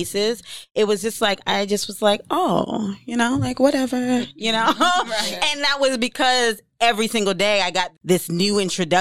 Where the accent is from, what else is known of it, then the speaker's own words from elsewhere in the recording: Ghana; moved away; also born or lived in Jamaica; I'm Jamaican born, Ghana raised, and my mother is a Black Southern woman